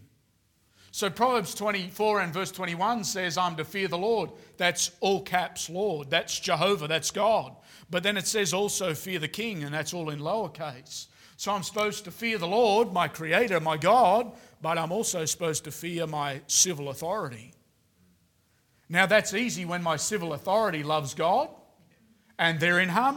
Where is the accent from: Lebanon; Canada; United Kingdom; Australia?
Australia; now in Queensland, Australia; as an Australian man